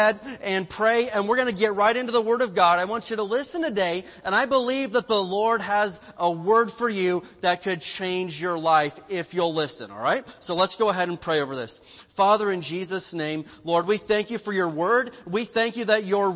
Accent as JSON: {"language": "English", "region": "Indiana", "country": "United States", "moved": "yes", "lives_now": "California, United States", "said": "I'm from the Midwest in Indiana where we've got lots of denominational"}